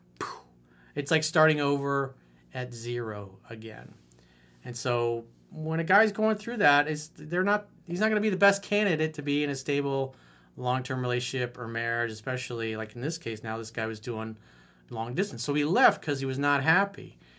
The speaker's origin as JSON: {"language": "English", "region": "Florida", "country": "United States", "tie": "born or raised there", "said": "so I moved back to my home state of Florida to pursue a career as a commercial pilot."}